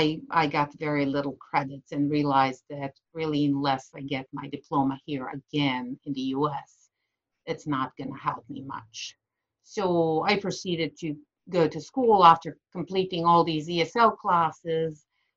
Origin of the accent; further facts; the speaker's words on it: Bosnia & Herzegovina; accent: foreign; English is a second language; moved away as an adult; also born or lived in Sarajevo / United States; 20 years later, after I left Bosnia